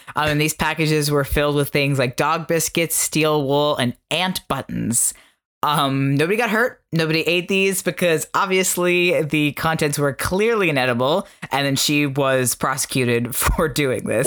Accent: Florida, United States; now in New York, United States; growing up in Florida

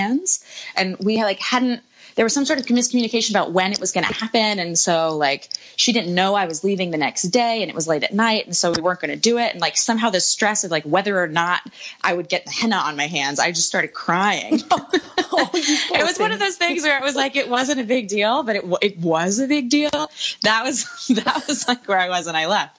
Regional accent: United States; also born or lived in Nashville; my home country

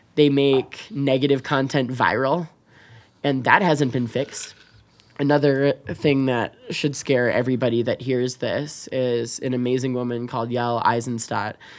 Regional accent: United States; also born or lived in Chicago; now in Wyoming, United States; as an American, as a politician, as a citizen

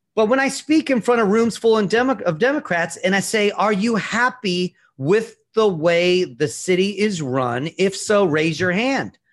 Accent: Virginia, United States; moved away as an adult; now in New York City, United States; I'm from Virginia originally, and after coming to York, to New York

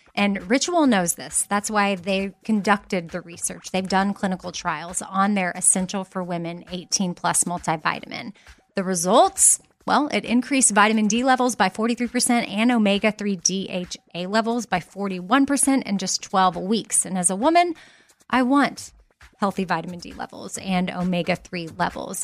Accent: Texas, United States; as a Texan

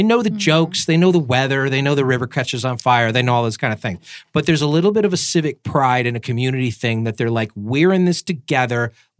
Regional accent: New York, United States; moved away; And I'm from New York.

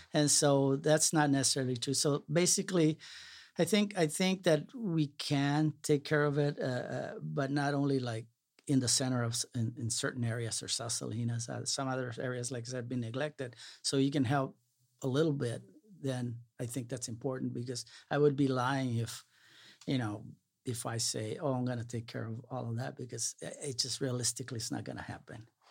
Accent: Brownsville, Texas, United States; moved away; also born or lived in Salinas, California; growing up in Brownsville

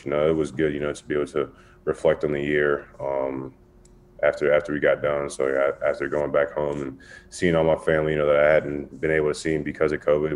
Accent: Wilmington, North Carolina, United States; also born or lived in Charlotte, North Carolina; from Wilmington, North Carolina, and Charlotte's where I went to school

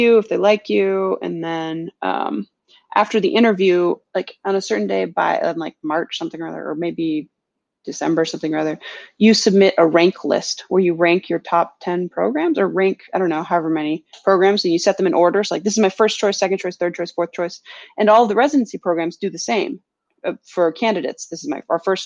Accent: California, United States; moved away as an adult; also born or lived in Philadelphia / Norway; now in Boston, United States; I grew up in California

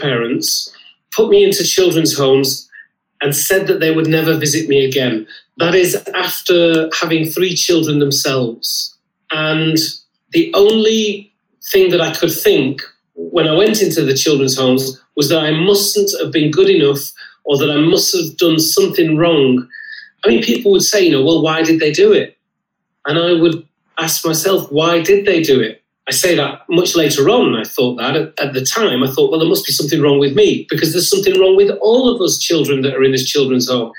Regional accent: Lancashire, North West England, United Kingdom; I had a brilliant childhood. I grew up in Lancashire.

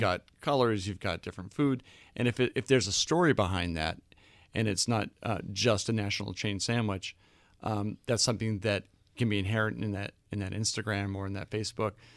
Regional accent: Boston, Massachusetts, United States; moved away; also born or lived in London; I grew up in Boston

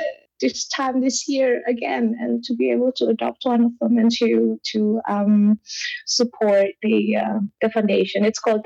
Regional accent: Indonesia; moved away as an adult; now in Germany; when I was a kid in Indonesia, I used to live like 5 minutes walk to the beach.

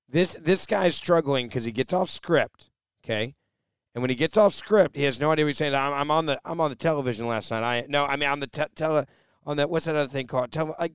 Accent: Pennsylvania, United States; Pennsylvania, oh, that's me. Yeah, I'm from Pennsylvania.

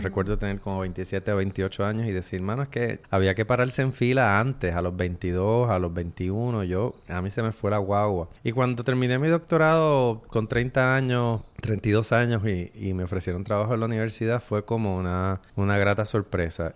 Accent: San Juan, Puerto Rico; nací en San Juan, me crié en Santurce

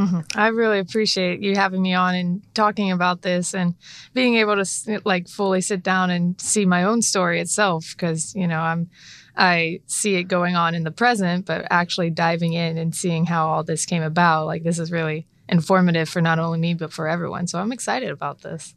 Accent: Charlotte, North Carolina, United States; So originally, I was born in Charlotte.

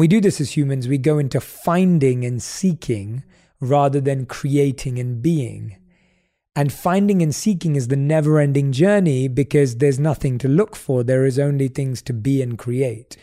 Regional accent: London, United Kingdom; growing up in London

